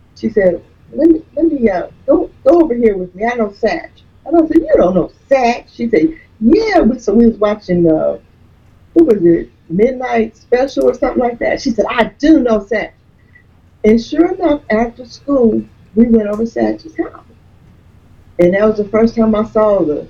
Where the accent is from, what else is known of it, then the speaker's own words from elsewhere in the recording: Dayton, Ohio, United States; I'm originally from Dayton